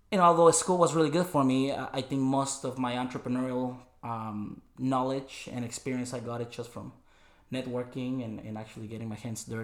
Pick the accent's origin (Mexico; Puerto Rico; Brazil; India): Mexico; northern Mexico; English is a second language; moved away as an adult; now in United States; so born and raised in Mexico, northern Mexico, my whole life living pretty much in the same town that is about, 40, 50,000 people, used to about the same thing. It's a very highly agricultural area, a lot of apples and a lot of peaches.